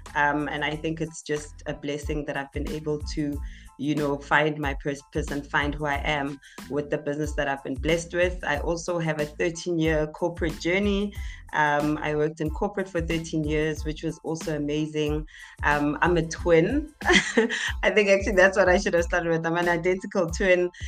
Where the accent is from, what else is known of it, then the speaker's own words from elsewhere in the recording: Tembisa, Gauteng, South Africa; also born or lived in Zakhele; I'm all the way from Etembisa, uh, born and bred Etembisa.